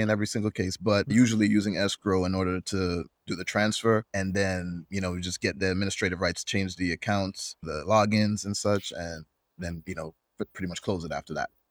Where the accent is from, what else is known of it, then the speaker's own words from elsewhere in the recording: Jamaica; although I'm not Swedish, I'm Jamaican.